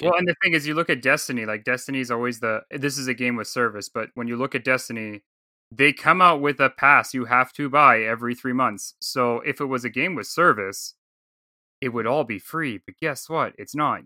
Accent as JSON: {"language": "English", "country": "Canada", "said": "I'm from Canada."}